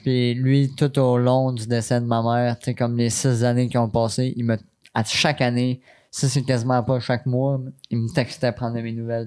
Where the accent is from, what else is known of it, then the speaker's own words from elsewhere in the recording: Quebec City, Quebec, Canada; now in Sainte-Julie, Canada; je suis natif de Québec